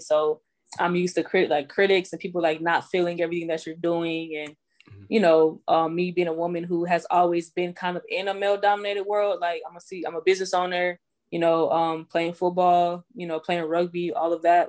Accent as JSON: {"language": "English", "town": "Houston", "region": "Texas", "country": "United States", "tie": "born or raised there", "also_born_or_lived": "Greenville, South Carolina", "moved": "as an adult", "lives_now": "Atlanta, United States", "said": "I was born in Greenville, South Carolina, um, raised in Houston"}